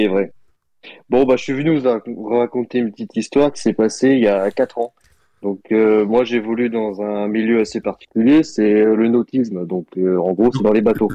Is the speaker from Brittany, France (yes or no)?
yes; Brittany, France; je suis breton aussi